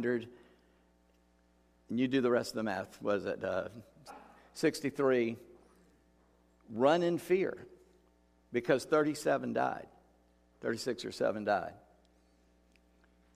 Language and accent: English; United States; we as an American people